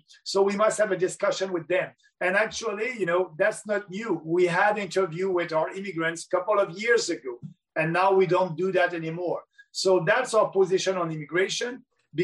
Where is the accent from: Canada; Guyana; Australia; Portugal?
Canada